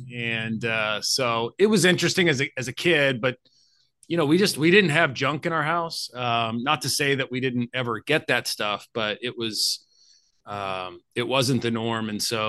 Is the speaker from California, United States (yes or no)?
no; Arkansas, United States; I ended up staying in the town I grew up in Arkansas and going to the University of Arkansas for my undergraduate studies.